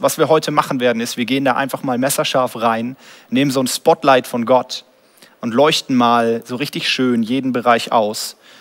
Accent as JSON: {"language": "German", "country": "Germany", "said": "als Deutscher"}